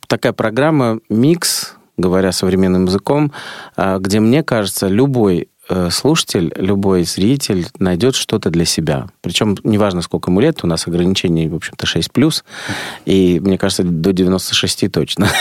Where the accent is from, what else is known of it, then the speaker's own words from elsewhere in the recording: Saint Petersburg, Russia; у меня грузинская кровь, хотя я родился в Ленинграде